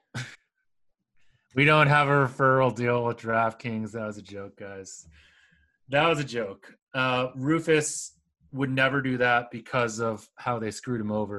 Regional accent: United States; I'm Asian American

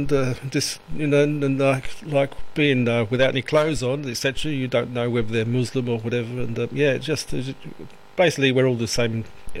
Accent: England, United Kingdom; accent: Pommy; moved away as an adult; now in Australia; I've been here 37 years in Australia, and I've witnessed or been the subject of, I suppose it was racism. You know, as soon as I opened my gob and they heard my Pommy accent, and I'm just a boring old white Pommy bastard

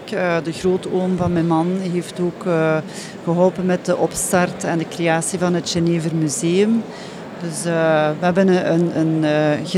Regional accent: Hasselt, Flanders, Belgium; wij zijn afkomstig van Hasselt. Mhm. Uh, Hasselt is de hoofdstad van, hoofdstad van de smaak.

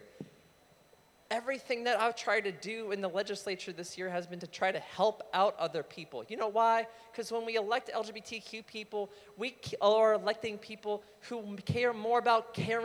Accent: Manassas, Virginia, United States; I'm from Manassas

